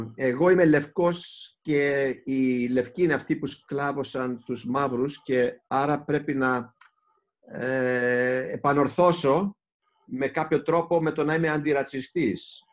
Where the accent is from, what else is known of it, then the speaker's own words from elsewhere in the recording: Greece; είμαστε Έλληνες